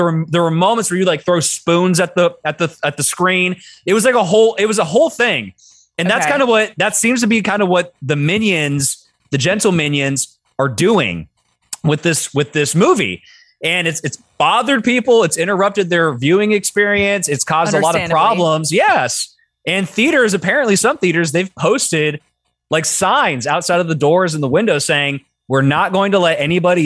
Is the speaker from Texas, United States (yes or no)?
no; Sacramento, California, United States; my hometown in Sacramento